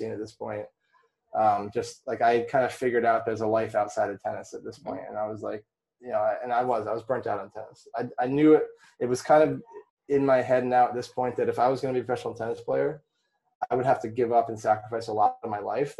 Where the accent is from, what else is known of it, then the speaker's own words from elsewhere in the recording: Vermont, United States; I grew up in Vermont.